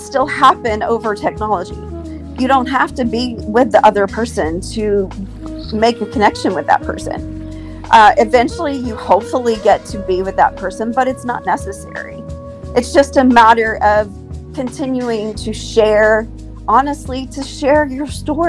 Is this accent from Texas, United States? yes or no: yes; Houston, Texas, United States; I am from Houston, Texas